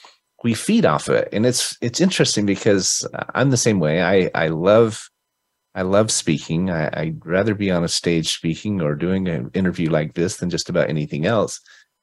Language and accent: English; Utah, United States; Utah, because that's my hometown